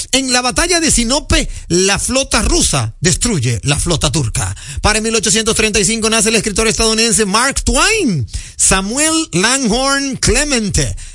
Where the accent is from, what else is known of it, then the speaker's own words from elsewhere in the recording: Dominican Republic; nosotros en República Dominicana